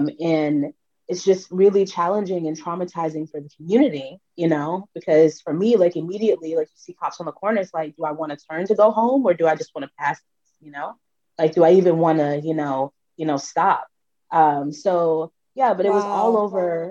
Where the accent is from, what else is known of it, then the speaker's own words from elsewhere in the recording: Orangeburg, South Carolina, United States; I grew up in Orangeburg, South Carolina.